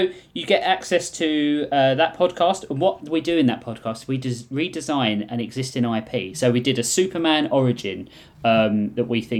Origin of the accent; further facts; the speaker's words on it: United Kingdom; I'm British